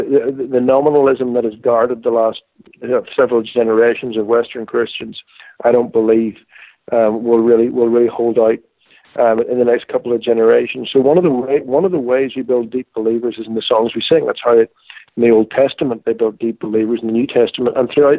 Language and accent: English; Ireland; Well, I grew up in Ireland